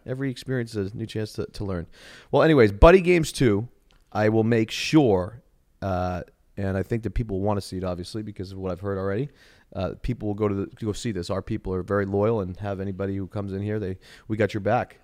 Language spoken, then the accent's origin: English; Boston, Massachusetts, United States; I'm from Boston